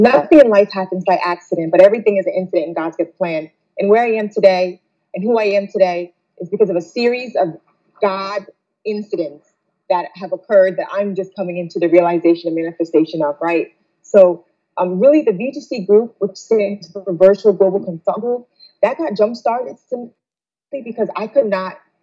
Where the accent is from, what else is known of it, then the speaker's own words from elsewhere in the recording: New Jersey, United States; moved away as an adult; also born or lived in Ghana; now in Detroit, United States; I was born and raised in Jersey